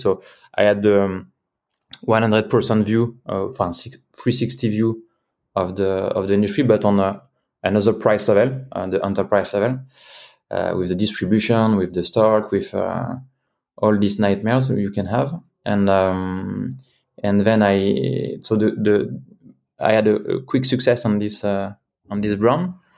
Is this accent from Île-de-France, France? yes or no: no; Cognac, Nouvelle-Aquitaine, France; moved away as an adult; also born or lived in Switzerland; I was born in Cognac, southwest of France.